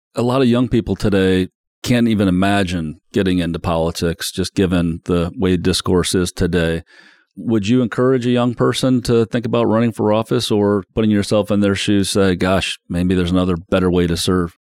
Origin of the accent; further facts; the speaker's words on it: South Bend, Indiana, United States; moved away; my hometown of South Bend